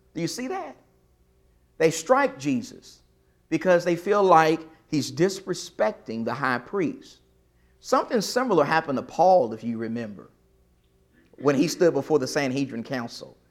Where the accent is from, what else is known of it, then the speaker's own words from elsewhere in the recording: East Texas, United States; I'm from East Texas.